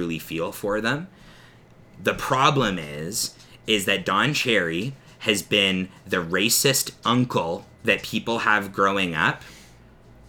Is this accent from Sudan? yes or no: no; Canada; the Canadian side of us being Canadian and being hosers